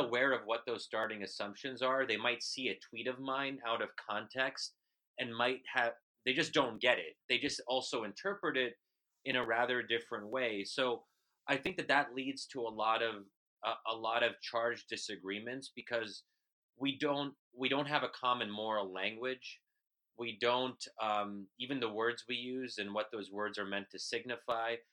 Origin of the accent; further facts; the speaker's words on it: United States; an American Muslim